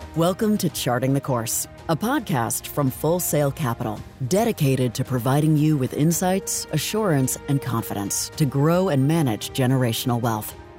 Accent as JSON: {"language": "English", "town": "Yukon", "region": "Oklahoma", "country": "United States", "tie": "born or raised there", "said": "Born and raised out in Yukon, Oklahoma"}